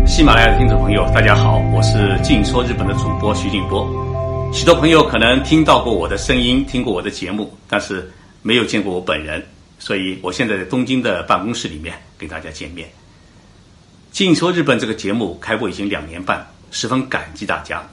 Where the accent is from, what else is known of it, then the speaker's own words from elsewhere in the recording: Zhoushan, Zhejiang, China; now in Japan; 因为我是浙江人，我的老家在浙江的舟山，所以呢，我普通话一直讲得不好